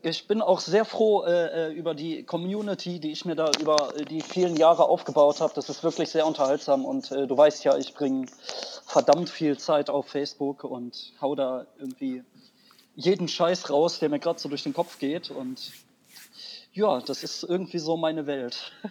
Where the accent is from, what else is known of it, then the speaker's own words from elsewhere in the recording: Wuppertal, North Rhine-Westphalia, Germany; also ich komme eigentlich aus Wuppertal, ich bin Wuppertaler.